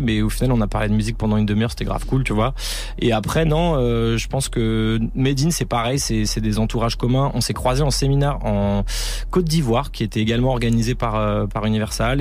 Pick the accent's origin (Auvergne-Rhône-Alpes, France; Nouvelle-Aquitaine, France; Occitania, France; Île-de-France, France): Île-de-France, France; Paris; je viens de Paris Nord